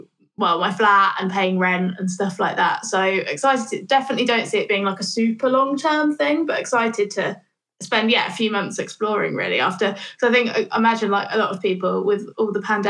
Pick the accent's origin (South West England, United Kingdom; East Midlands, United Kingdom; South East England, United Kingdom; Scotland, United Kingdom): East Midlands, United Kingdom; Northampton; now in Bristol, United Kingdom; I grew up there, in the middle of the Midlands, just in a pretty normal town, to be honest. There's not really much going on in Northampton